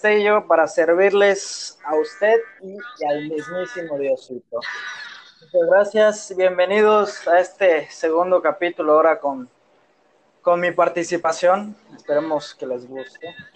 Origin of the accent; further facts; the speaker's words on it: Mérida, Yucatán, Mexico; Yo soy yucateco